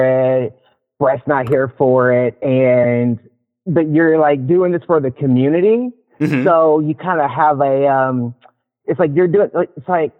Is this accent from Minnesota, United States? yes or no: no; Louisville, Kentucky, United States; now in Seattle, United States; I'm from Louisville, Kentucky